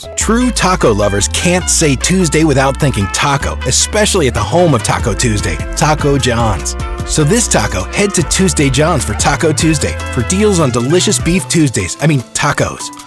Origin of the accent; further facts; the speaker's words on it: Noble County, Ohio, United States; went back to my hometown to uh, Shenandoah High School